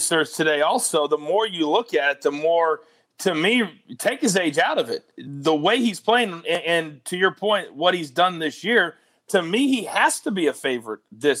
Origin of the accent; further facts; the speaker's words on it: Kansas, United States; and I grew up in Kansas, you know, my whole family's, I spent every Christmas on my grandfather's huge farm.